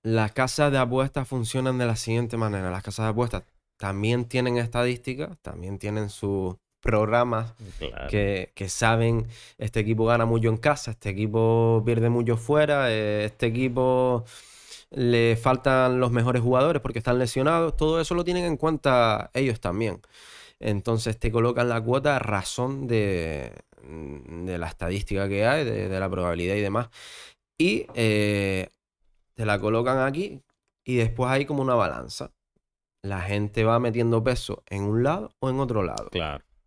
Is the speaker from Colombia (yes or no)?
no; Gran Canaria, Canary Islands, Spain; also born or lived in Fuerteventura; yo nací aquí en Gran Canaria, entonces me voy a Gran Canaria porque siempre quise estar aquí